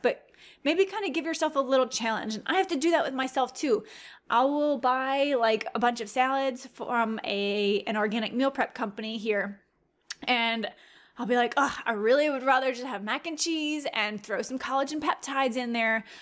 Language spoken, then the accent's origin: English; Louisiana, United States; I'm from Louisiana